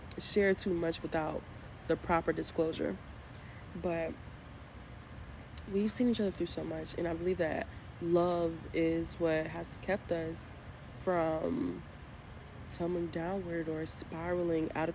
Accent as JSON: {"language": "English", "town": "Chicago", "region": "Illinois", "country": "United States", "said": "I'm from Chicago, and we have a lot of crazy potholes."}